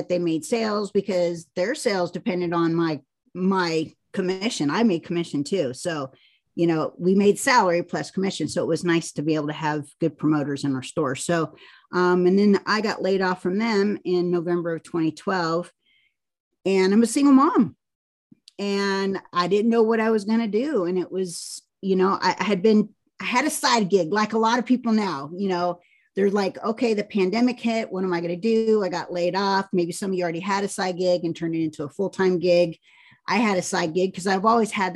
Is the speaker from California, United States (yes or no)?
yes; San Jose, California, United States; now in Kansas City, United States; I'm a Californian transplant. So I grew up in the middle of the state in San Jose